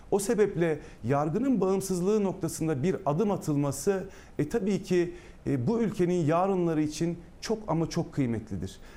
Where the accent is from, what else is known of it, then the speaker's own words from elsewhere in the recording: Ankara, Turkey; Efendim ben Ankara'da Ankara Ankara'da doğdum. Ankara'da e, yaşıyorum. Ankara'da okudum.